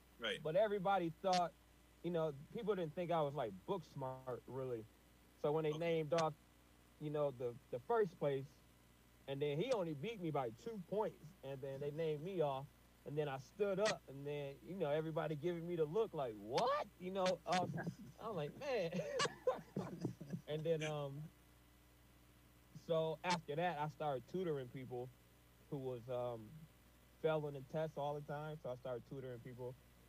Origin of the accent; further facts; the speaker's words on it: Flint, Michigan, United States; born there; See, I was born in Flint, but I wasn't raised in Flint. But that's how I came back to Flint.